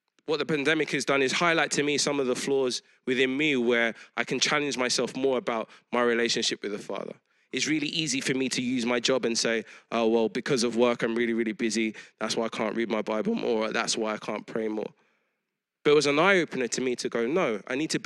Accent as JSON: {"language": "English", "region": "London", "country": "United Kingdom", "tie": "born or raised there", "said": "I grew up in East London around all kinds of people"}